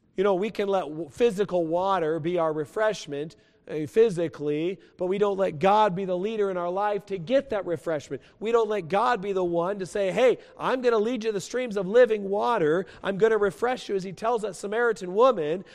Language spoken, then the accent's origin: English; West Coast, United States; moved away; also born or lived in New Mexico; I grew up on the West Coast